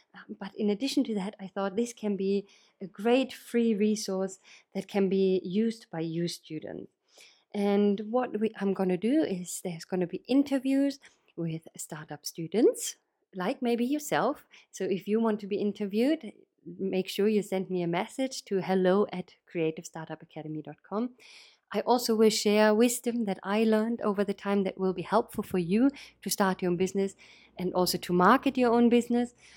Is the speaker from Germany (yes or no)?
yes; Berlin, Germany; moved away as an adult; now in United Kingdom; I'm originally from Berlin, uh, in Germany